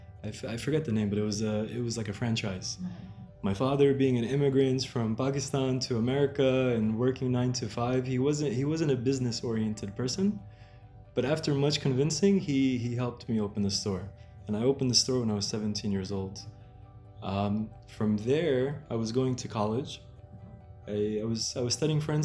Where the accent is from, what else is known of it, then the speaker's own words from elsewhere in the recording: New Jersey, United States; I am born and raised in New Jersey, which is right next to New York